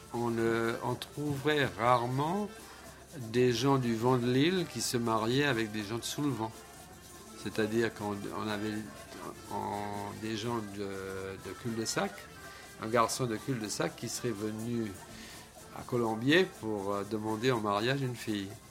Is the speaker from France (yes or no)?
no; St. Barthélemy; Je suis né à Saint-Barth, de parents Saint-Barth, de grands-parents Saint-Barth, d'arrière-grands-parents Saint-Barth.